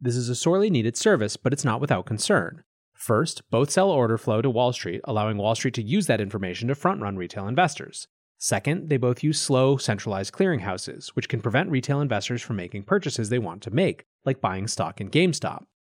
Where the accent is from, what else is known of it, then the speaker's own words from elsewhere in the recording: United States; including the US, my home country.